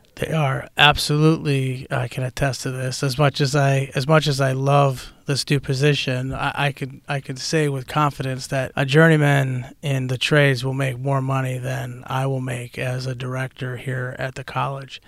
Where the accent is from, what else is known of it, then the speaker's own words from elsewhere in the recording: Chicago, Illinois, United States; moved away; I'm originally, uh, born and raised in Chicago, Illinois